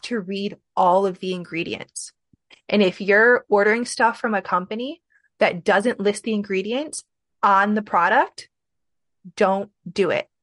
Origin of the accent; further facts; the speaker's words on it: Midwest, United States; also born or lived in Michigan; I'm from the Midwest